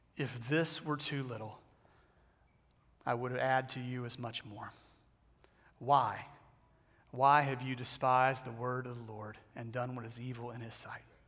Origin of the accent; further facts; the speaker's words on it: Texas, United States; I grew up in the South and mainly Texas